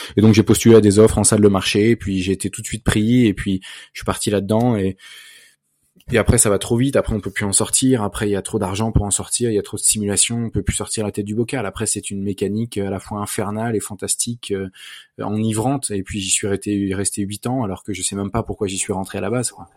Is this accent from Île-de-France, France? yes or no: yes; Versailles, Île-de-France, France; j'ai grandi à Versailles